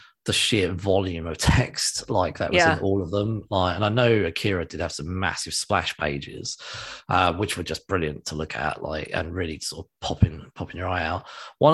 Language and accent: English; England, United Kingdom; I'm English